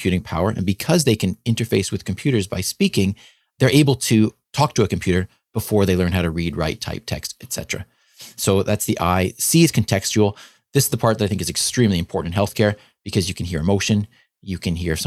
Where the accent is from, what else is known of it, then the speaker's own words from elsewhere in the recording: Canada; being a Canadian physician